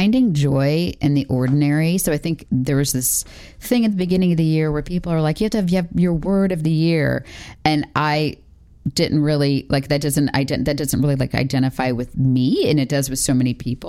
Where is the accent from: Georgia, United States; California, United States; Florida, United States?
Florida, United States; now in North Carolina, United States; my family's in Florida. I grew up in Florida.